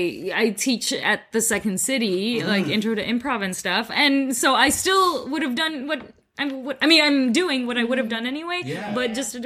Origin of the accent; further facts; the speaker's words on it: Philippines; accent: Filipino; English is a second language; now in Canada; I've worked on my accent because I had a really heavy Filipino accent when I first got here.